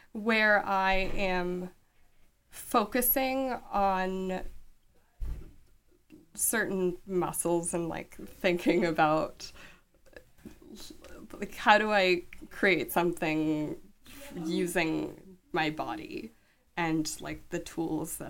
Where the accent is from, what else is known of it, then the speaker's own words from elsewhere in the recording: Washington, United States; I grew up in Washington State